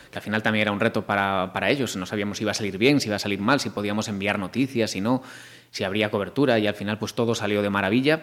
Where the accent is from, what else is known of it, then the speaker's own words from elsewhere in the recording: Marín, Galicia, Spain; moved away as an adult; now in Madrid, Spain; soy yo